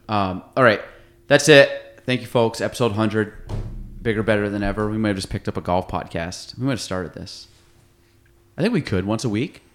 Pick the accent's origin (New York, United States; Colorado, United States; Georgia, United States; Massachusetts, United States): New York, United States; Chazy; born or raised there